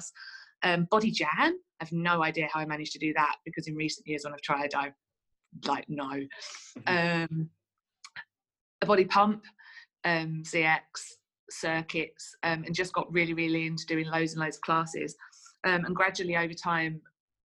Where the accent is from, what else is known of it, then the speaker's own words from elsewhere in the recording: Essex, East of England, United Kingdom; now in Manchester, United Kingdom; I'm originally from Essex, but I live in Manchester. I've lived in Manchester for about